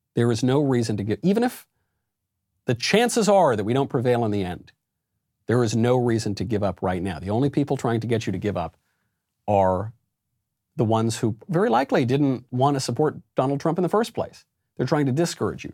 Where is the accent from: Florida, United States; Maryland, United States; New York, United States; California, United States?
New York, United States; also born or lived in Los Angeles; I'm a New Yorker